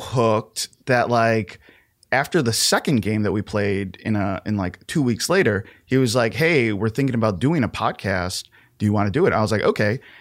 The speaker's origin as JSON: {"language": "English", "town": "Chicago", "region": "Illinois", "country": "United States", "tie": "born or raised there", "said": "born and raised in Chicago."}